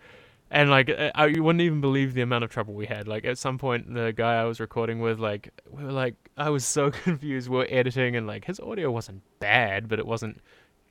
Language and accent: English; New Zealand; I'm from New Zealand, and so like our P's are very like, puh